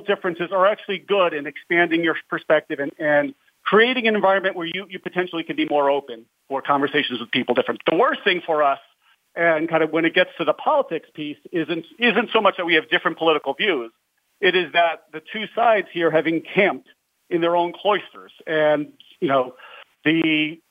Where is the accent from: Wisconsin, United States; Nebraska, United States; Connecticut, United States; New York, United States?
New York, United States; I grew up in New York